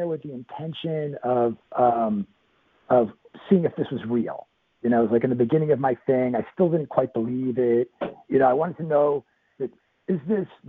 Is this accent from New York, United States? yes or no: yes; New York, United States; I'm a New Yorker.